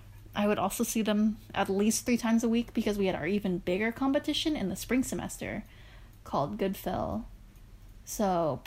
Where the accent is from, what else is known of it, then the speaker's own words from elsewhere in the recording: Philippines; Well, I am Filipino.